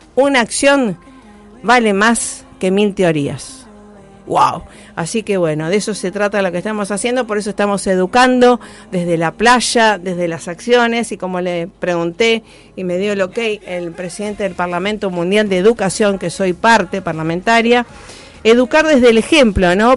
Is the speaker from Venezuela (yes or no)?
no; Rosario, Santa Fe, Argentina; desde Rosario, a mi ciudad natal